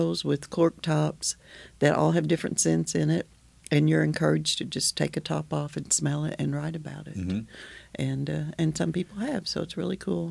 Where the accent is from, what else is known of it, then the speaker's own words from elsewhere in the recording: Okies, Oklahoma, United States; we are Okies